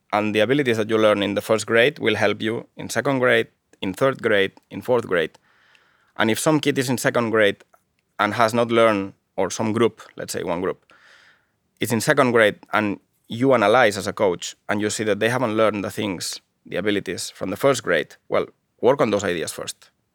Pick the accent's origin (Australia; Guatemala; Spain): Spain; Barcelona, Catalonia; English is a second language; moved away as an adult; also born or lived in Japan; now in Finland; I am from Barcelona, from Catalonia, one part of Spain at the moment.